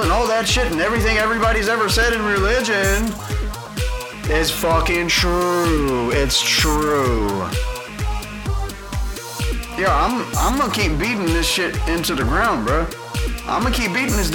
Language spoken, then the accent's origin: English; Houston, Texas, United States; I grew up in Houston